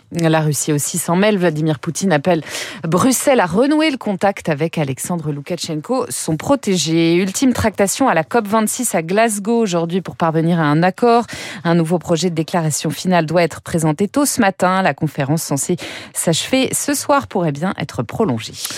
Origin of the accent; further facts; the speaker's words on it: France; chez nous en France